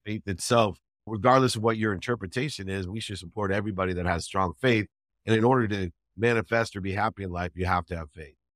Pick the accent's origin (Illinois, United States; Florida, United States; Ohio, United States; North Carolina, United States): Ohio, United States; Akron; I, I grew up in Akron, Ohio